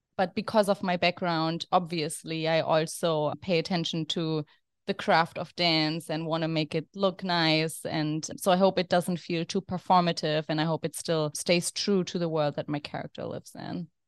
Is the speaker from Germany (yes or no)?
yes; Germany; now in New York City, United States; I'm originally from Germany, as you can hear from my accent